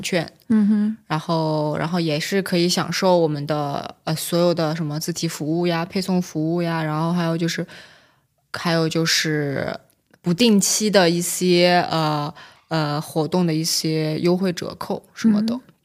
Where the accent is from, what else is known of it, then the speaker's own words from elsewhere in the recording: China; 自己就作为一个中国人